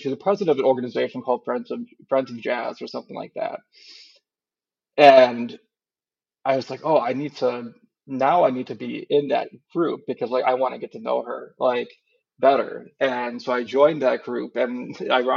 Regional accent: Wisconsin, United States; also born or lived in Marquette, Michigan; most of my family is from Marquette area and stuff, and I grew up in Wisconsin

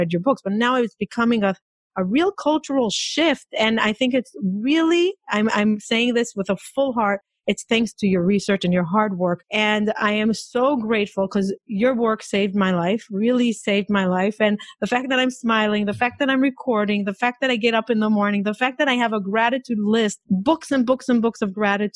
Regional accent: Israel; also born or lived in Boca Raton; now in New York, United States; I'm from Israel

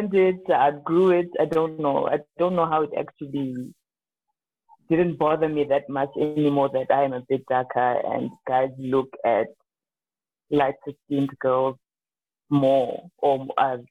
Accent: Limpopo, South Africa; I grew up in Limpopo

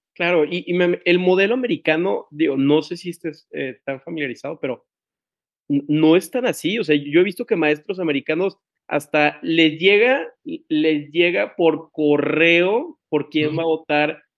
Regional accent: Tampico, Tamaulipas, Mexico; now in Monterrey, Mexico; yo soy de Tampico y vivo en Monterrey y, y mi, no sé, soy, ah, soy muy orgulloso de ser de Tamaulipas

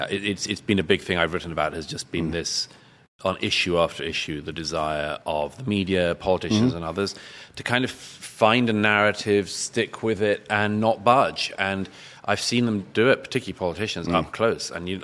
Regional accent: London, United Kingdom; I was brought up in West London.

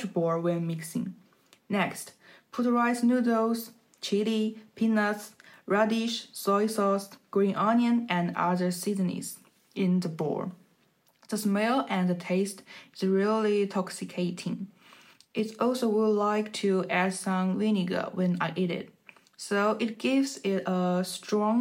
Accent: Jiangxi, China; My hometown is Jiangxi

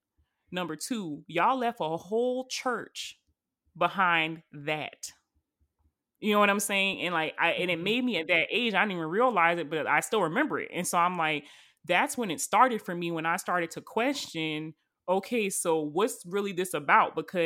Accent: the South, United States; we are all from the South, but I don't know what kind of church y'all went to. But y'all, when I tell y'all, I went to a foot stomping hardwood floor Baptist church, and I'm talking about country Baptist church

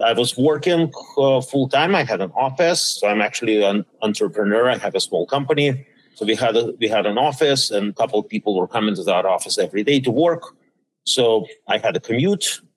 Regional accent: Saint Petersburg, Russia; also born or lived in Minnesota / Pittsburgh; now in Washington, D.C., United States; I was born in St. Petersburg, Russia, back then known as Leningrad. Then I ended up in DC by way of uh, Minnesota

